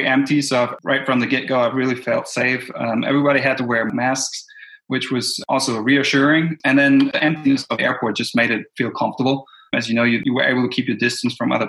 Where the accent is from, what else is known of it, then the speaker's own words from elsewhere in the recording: Germany; moved away as an adult; now in Tennessee, United States; Originally, I'm from Germany and I moved here to Tennessee due to school.